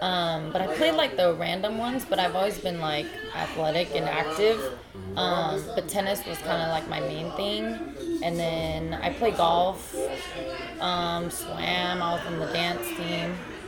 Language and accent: English; Alaska, United States; I moved back and forth a lot, but mostly I grew up in Alaska.